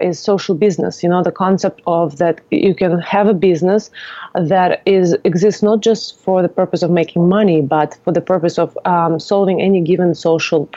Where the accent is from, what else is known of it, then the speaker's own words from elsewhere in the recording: Moscow, Russia; moved away as an adult; also born or lived in Virginia, United States; now in California, United States; I'm originally from Moscow, Russia. I came to U.S. As a student athlete